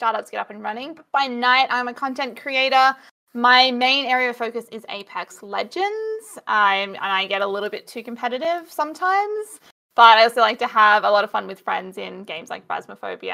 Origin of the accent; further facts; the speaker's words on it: Australia; as an Aussie